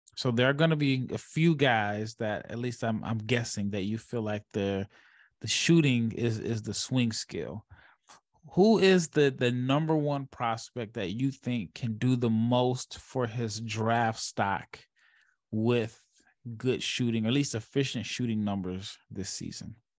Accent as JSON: {"language": "English", "town": "Omaha", "region": "Nebraska", "country": "United States", "tie": "born or raised there", "moved": "yes", "lives_now": "Dallas, United States", "said": "I live in Dallas, but I'm I'm from Omaha, born and raised"}